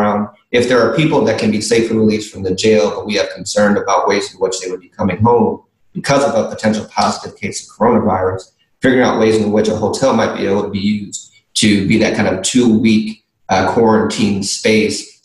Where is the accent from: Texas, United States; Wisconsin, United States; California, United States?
Wisconsin, United States; Milwaukee; now in New Orleans, United States; I grew up in Milwaukee, Wisconsin